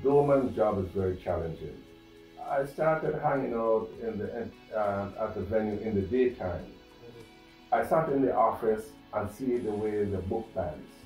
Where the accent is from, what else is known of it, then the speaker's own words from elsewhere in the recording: Vancouver, British Columbia, Canada; also born or lived in St. Kitts and Nevis / Edmonton, Alberta; I was settled in Vancouver. Uh-huh. And did my early childhood schooling